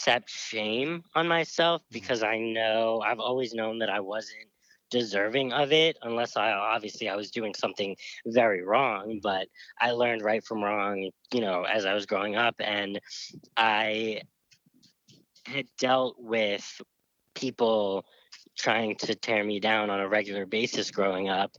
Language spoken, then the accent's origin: English; the North, United States; I was raised in the North